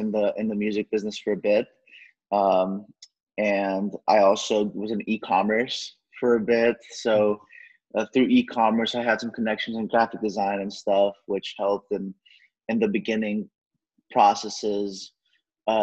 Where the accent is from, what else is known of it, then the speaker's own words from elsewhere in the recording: Dallas, Texas, United States; also born or lived in Mexico City, Mexico / Los Angeles; I was born in Mexico City, Mexico, and both my parents are Mexican. And I ended up moving out here to Dallas when I was four for my dad's work. Mm-hmm. And, grew up here